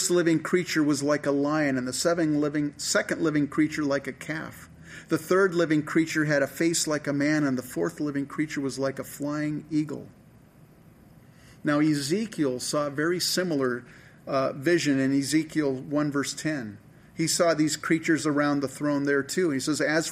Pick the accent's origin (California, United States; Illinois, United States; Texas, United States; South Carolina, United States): California, United States; San Francisco Bay Area; I grew up in the San Francisco Bay Area